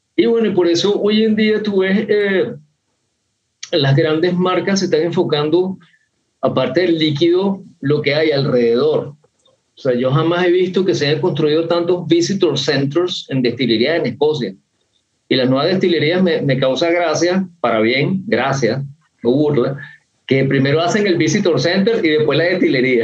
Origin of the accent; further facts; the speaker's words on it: Venezuela; yo soy un venezolano raro